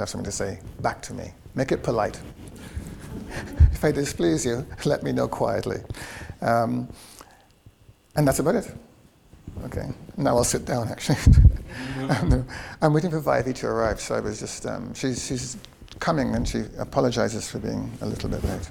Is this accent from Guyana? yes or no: yes; Guyana; moved away; also born or lived in London / United States; I grew up in Guyana, that I've been in London, and that I've been in the US